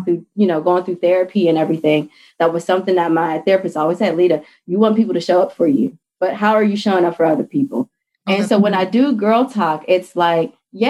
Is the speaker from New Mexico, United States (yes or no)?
no; Pittsburgh, Pennsylvania, United States; moved away as an adult; also born or lived in DMV area (Washington, D.C. metropolitan area); now in Washington, D.C. area, United States; I'm originally from Pittsburgh, Pennsylvania, and I moved to the DMV area chasing after my fiance at the time